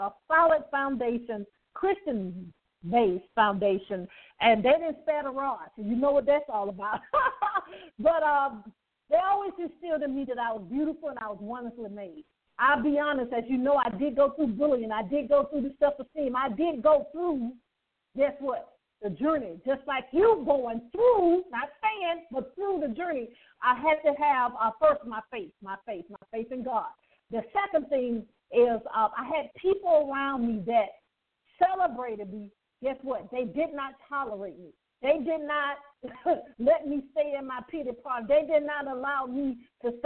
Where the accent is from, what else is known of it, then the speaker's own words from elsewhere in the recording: Birmingham, Alabama, United States; now in Atlanta, United States; I talk about being born and raised in poverty. I grew up in Birmingham, Alabama